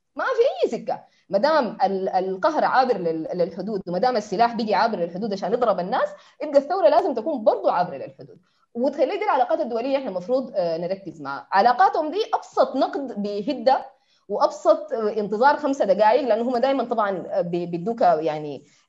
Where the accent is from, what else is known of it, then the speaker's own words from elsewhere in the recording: Sudan; نحن كسودانيين